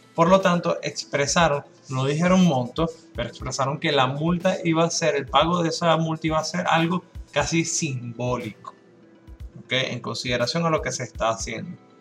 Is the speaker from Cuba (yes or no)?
no; Venezuela; now in Dominican Republic; Desde mi punto de vista como venezolano